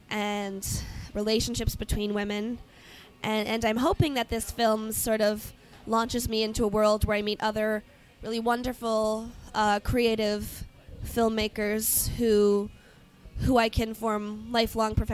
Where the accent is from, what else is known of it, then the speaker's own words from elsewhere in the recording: Chicago, Illinois, United States; No, no, I'm from Chicago.